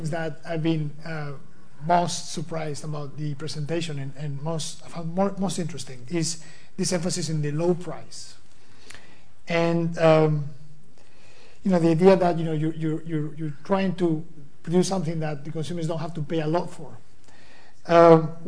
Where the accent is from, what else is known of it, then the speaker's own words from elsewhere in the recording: Spain; moved away; I'm from Spain originally